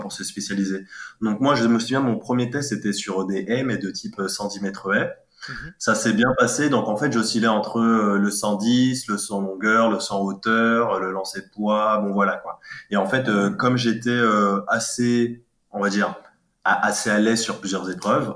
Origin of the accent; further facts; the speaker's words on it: Cayenne, French Guiana; also born or lived in Gien, Centre-Val de Loire, France / Île-de-France, France; now in Paris region, France; je suis né à la, à la, commune de Cayenne en 1990. Et euh, bah, quoi dire euh, J'ai fait toute mon enfance dans dans, dans une cité qu'on appelait euh, Cabasso